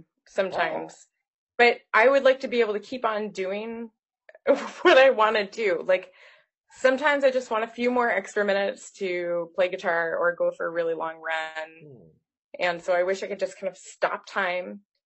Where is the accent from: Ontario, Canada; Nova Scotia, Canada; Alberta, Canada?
Nova Scotia, Canada; I grew up in Nova Scotia in Canada.